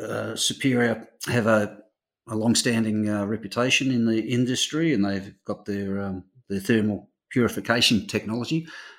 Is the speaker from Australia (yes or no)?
yes; Melbourne, Victoria, Australia; you can tell I'm from Melbourne.